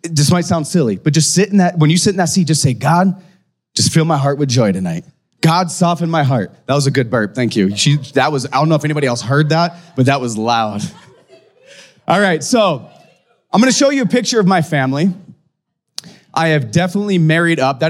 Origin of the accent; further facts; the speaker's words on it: Aberdeen, South Dakota, United States; now in Fargo, United States; I grew up in a town called Aberdeen, South Dakota